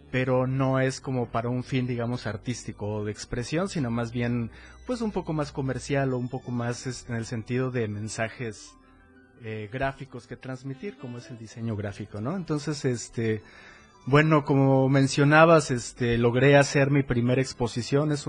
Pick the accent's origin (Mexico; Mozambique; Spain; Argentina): Mexico; Cintalapa, Chiapas; born there; yo nací en Cintalapa, Chiapas, este hace ya bastante años, digamos que por ahí de 40, ¿no?